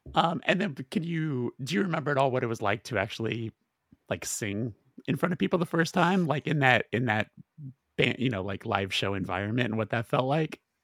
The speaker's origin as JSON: {"language": "English", "region": "West Coast", "country": "United States", "said": "we're all from the West Coast"}